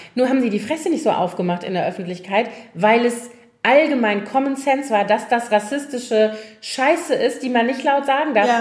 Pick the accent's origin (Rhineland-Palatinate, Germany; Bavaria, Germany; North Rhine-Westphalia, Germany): Rhineland-Palatinate, Germany; Koblenz; aus meiner Heimatstadt noch von, also aus Schülertagen